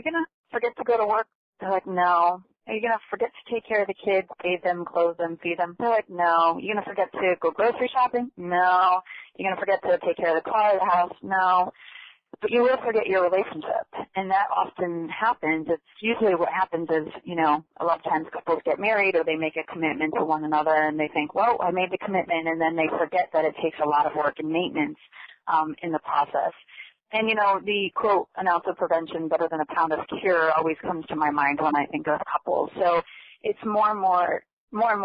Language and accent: English; Connecticut, United States; moved away as an adult; now in Florida, United States; I'm actually a transplant to Florida. I was born in Connecticut and came down here in 2000